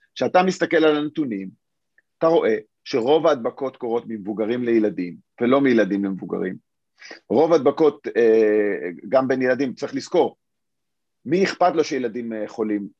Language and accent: Hebrew; Israel